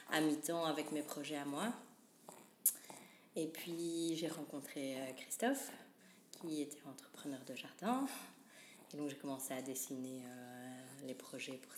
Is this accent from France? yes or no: no; Charleroi, Wallonia, Belgium; born or raised there; also born or lived in Cologne, Germany / Wavre, Belgium